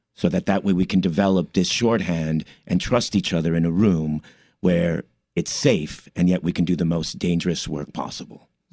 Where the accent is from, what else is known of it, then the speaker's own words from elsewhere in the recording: Commerce, California, United States; moved away as an adult; also born or lived in East Los Angeles / New York; my parents moved to the city of Commerce, which is right outside East L A. And, uh, I grew up there